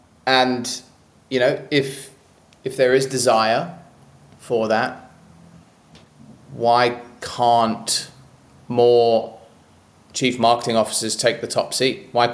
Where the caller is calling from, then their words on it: Gold Coast, Queensland, Australia; I'm calling in from the Gold Coast.